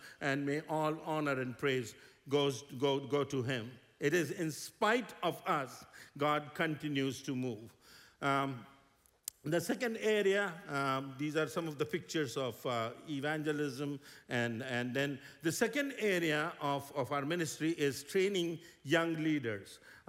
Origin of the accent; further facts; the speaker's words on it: India; we come from India.